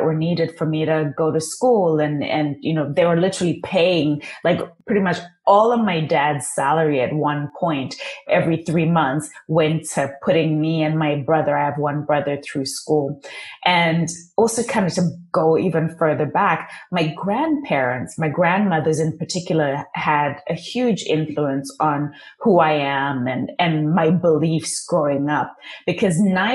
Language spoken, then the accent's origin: English; Zimbabwe; first language Shona; English is a second language; moved away; I was born and raised in Zimbabwe, literally born, raised in a mud hut, no running water, no electricity.